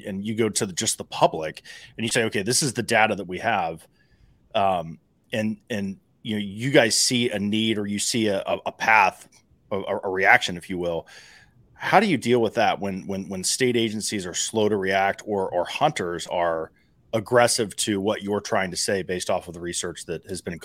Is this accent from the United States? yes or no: yes; Ohio, United States; the DNR representatives in my home state, Ohio